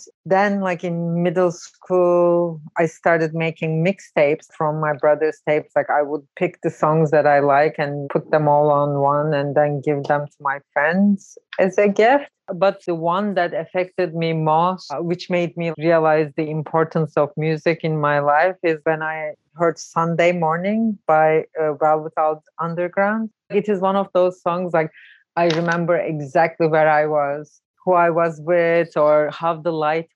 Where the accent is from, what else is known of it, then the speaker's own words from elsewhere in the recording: Ankara, Turkey; also born or lived in Brooklyn, New York; now in New York, United States; I'm originally from Ankara, Turkey.